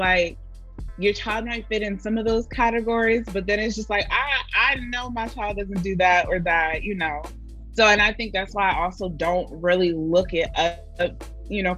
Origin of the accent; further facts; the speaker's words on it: the North, United States; moved away; We were raised in the North and not the South.